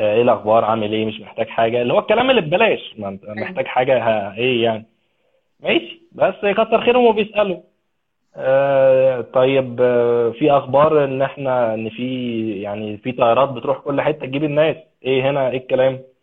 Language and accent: Arabic; Egypt; moved away; عندنا في مصر